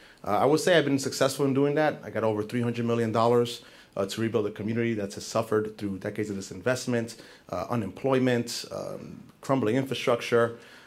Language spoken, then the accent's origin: English; New York City, New York, United States; I grew up in East New York, Brooklyn, probably one of the most disinvested neighborhoods in the city.